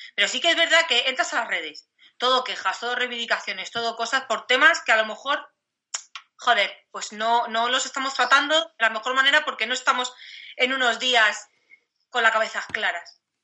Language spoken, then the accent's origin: Spanish; Madrid, Community of Madrid, Spain; now in Cáceres, Spain; yo vivo en Cáceres, pero que yo soy de Madrid y tengo a toda mi familia allí